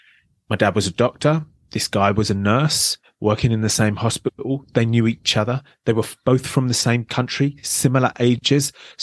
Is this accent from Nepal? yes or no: no; London, United Kingdom; I grew up in the outskirts of London.